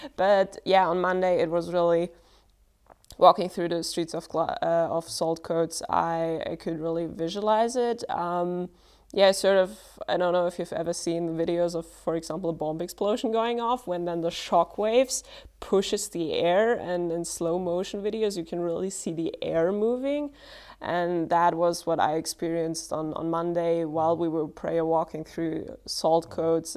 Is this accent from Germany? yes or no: yes; Germany; I'm from Germany as well